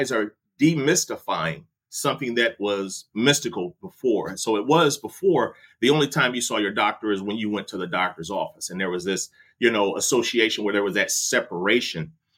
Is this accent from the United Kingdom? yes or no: no; Detroit, Michigan, United States; I'm from Detroit